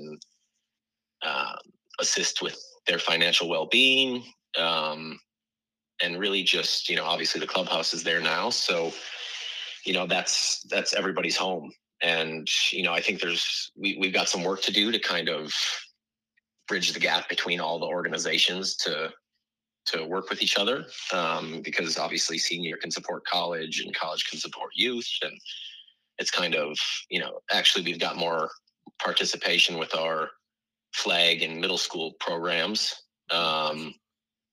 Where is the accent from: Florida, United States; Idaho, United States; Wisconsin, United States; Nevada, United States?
Wisconsin, United States; moved away as an adult; also born or lived in Connecticut; now in Madison, United States; I'm originally from Wisconsin